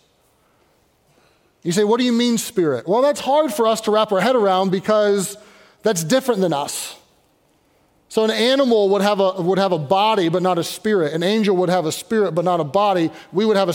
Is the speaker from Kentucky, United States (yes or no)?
yes; Louisville, Kentucky, United States; now in Pittsburgh, United States; But I grew up in Louisville, Kentucky